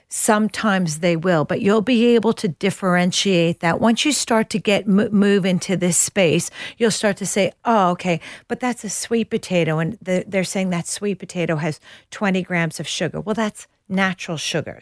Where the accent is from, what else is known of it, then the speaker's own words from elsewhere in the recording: New York, United States; moved away as an adult; now in Australia; I'm a New Yorker